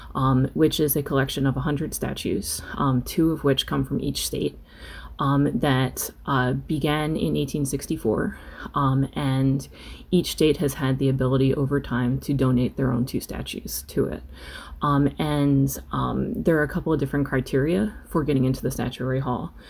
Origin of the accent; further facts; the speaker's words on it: United States; as an American